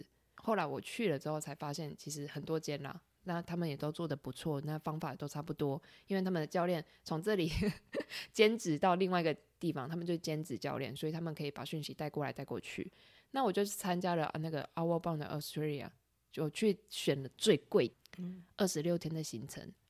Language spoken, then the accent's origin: Chinese; Taiwan; 只有我一个台湾人